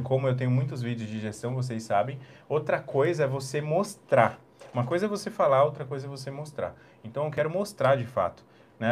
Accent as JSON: {"language": "Portuguese", "region": "São Paulo", "country": "Brazil", "moved": "as an adult", "lives_now": "Jundiaí, Brazil", "said": "eu vim de São Paulo capital"}